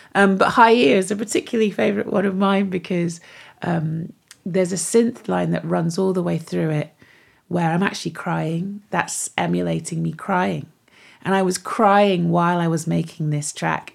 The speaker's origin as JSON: {"language": "English", "area": "Devon", "region": "South West England", "country": "United Kingdom", "tie": "born or raised there", "also_born_or_lived": "Manchester", "moved": "yes", "said": "So I grew up in Devon, grew up in the West Country"}